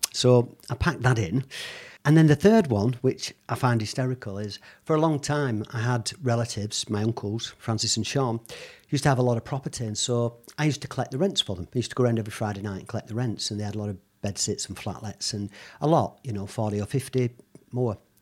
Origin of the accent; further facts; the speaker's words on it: Bolton, North West England, United Kingdom; also born or lived in Lagos, Nigeria; I was born in Bolton, so I'm a Bolton lad. But as a child, I've been moved around quite a lot, and initially, for the first probably five years of my life, in and out of Africa.